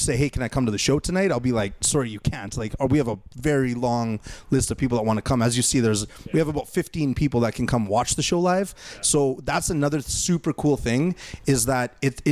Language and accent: English; Winnipeg, Manitoba, Canada; also born or lived in Fort Richmond, Winnipeg; I'm from Transcona, and then I lived in Fort Richmond